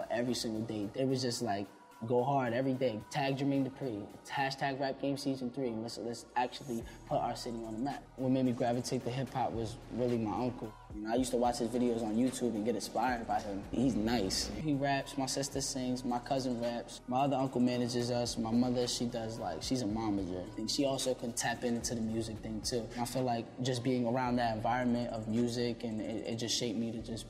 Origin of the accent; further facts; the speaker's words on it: Reading, Pennsylvania, United States; I'm from Redding, PA, and I'm a rapper. Growing up in my city was a lot of challenges